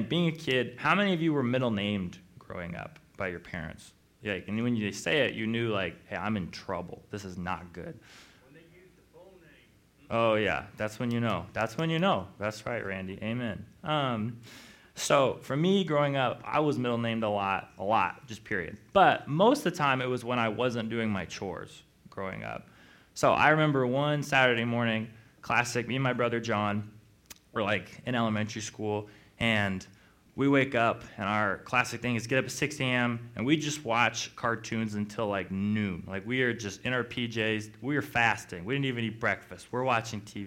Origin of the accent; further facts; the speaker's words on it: Missoula, Montana, United States; I grew up in Missoula, went to Montana State as a teacher